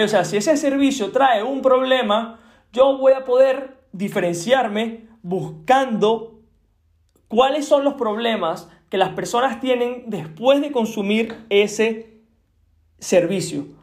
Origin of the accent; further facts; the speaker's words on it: Venezuela; yo soy de Venezuela